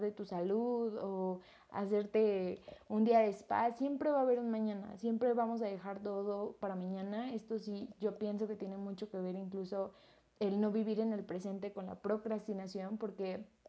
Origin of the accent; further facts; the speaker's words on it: Mexico; yo soy mexicana